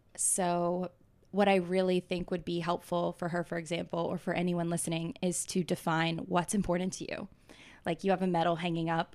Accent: Atlanta, Georgia, United States; moved away as an adult; now in New York, United States; I grew up in Atlanta, Georgia

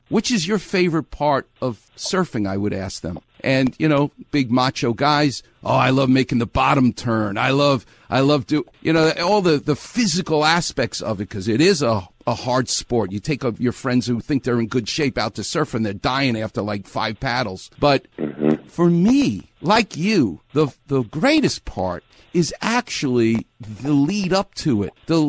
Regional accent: New York, United States; now in Los Angeles, United States; this is Los Angeles, and I'm from New York, so I'm used to being in a melting pot

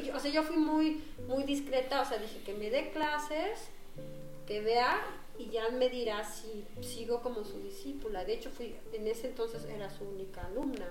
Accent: Mexico; also born or lived in Netherlands / Switzerland; yo pues soy mexicana

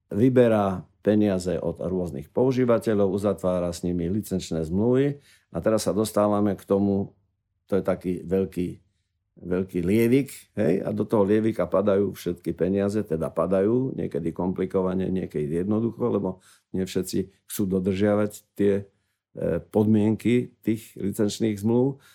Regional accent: Slovakia; my slovenskí autori s tým veľmi nekomunikujeme

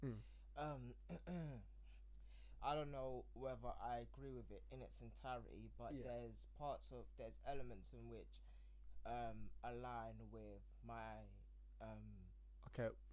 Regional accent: London, United Kingdom; I'm from London

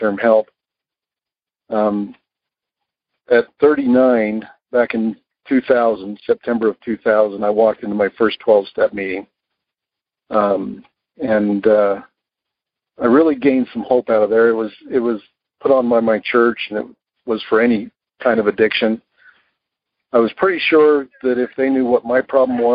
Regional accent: Utah, United States; I'm from Utah.

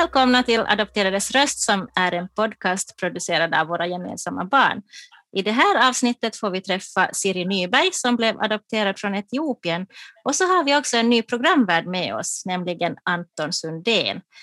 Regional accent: Jakobstad, Ostrobothnia, Finland; moved away; also born or lived in Taiwan; jag är ju också uppvuxen, uppvuxen i Jakobstad

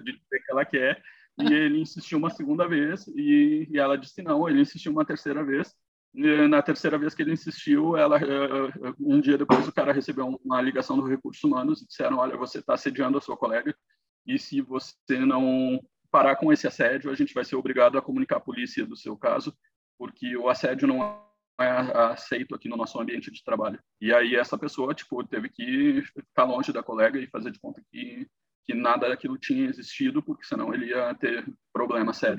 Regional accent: Brazil; moved away as an adult; now in Canada; como brasileiro

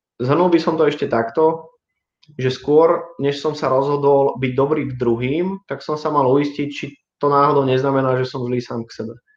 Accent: Brno, South Moravian Region, Czechia; moved away as an adult; now in Bratislava, Slovakia; som celým človekom žil dovtedy v, na Morave, v Brne

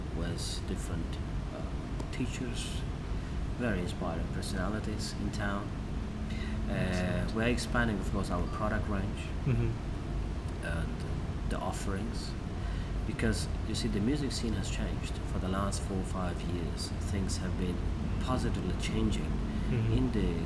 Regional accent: Tajikistan; moved away; It's Tajik. I'm from Tajikistan.

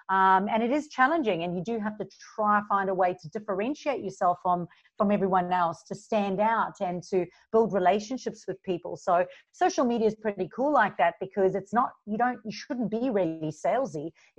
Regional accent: South Africa; moved away as an adult; now in Gold Coast, Australia; And you'll hear a mixture of my accent because I am originally from South Africa. So I moved from South Africa 11 years ago to the Gold Coast and didn't know anybody.

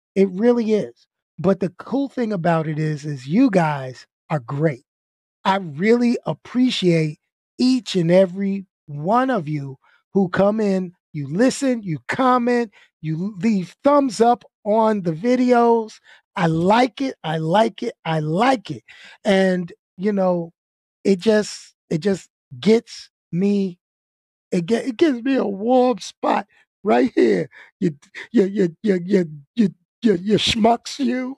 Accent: New York City, New York, United States; also born or lived in Brooklyn; I grew up in Queens

